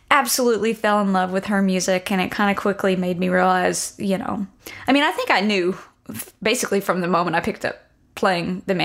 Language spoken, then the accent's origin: English; Byrdstown, Tennessee, United States; I grew up in Tennessee. I'm from a little town called Byrdstown, about 2 hours northeast of Nashville